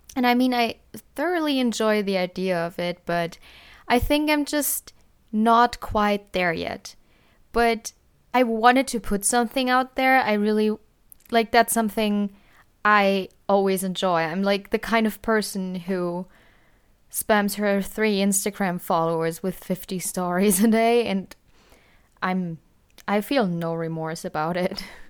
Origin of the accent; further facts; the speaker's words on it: Germany; I am from Germany